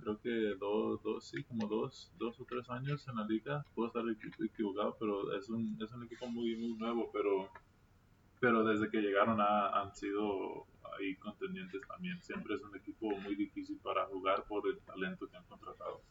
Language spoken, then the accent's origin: Spanish; Mexico; moved away; also born or lived in United States; todos somos nacidos aquí en México y empezamos nuestras carreras, nuestras carreras de, básquet aquí, aquí en México